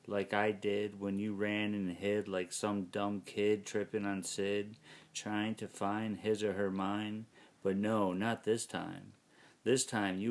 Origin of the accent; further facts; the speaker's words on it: Detroit, Michigan, United States; I was from Detroit